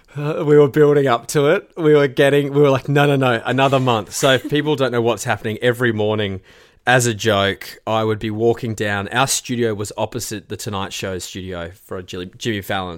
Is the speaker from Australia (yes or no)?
yes; Australia; being an Aussie